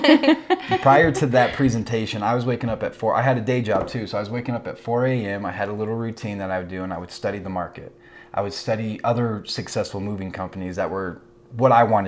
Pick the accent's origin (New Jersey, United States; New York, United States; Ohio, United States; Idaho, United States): Idaho, United States; Burley; also born or lived in Utah; I'm from Burley, Idaho